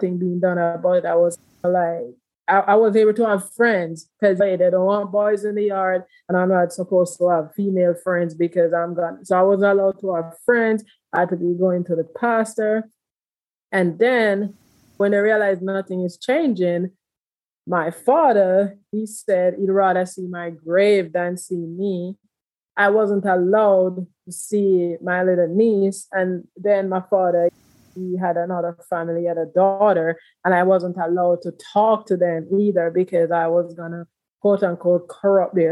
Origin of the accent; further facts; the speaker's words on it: Jamaica; moved away as an adult; also born or lived in Houston, Texas / DMV area; now in United States; I'm originally from Jamaica, and I'm the last child of six. I grew up in a very big family. I came out at the age of 15 in Jamaica